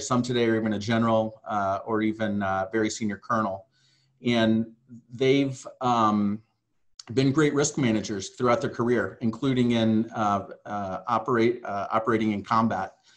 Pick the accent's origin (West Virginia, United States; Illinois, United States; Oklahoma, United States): Illinois, United States; Southern; moved away as an adult; also born or lived in Hawaii; I came from the Midwest, uh, Southern Illinois